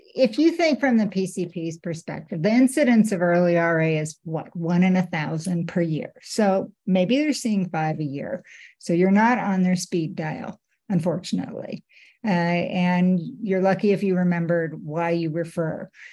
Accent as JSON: {"language": "English", "country": "Canada", "moved": "yes", "lives_now": "United States", "said": "I work at HSS, but I'm a Canadian, and I uh, my heart is still in Canada"}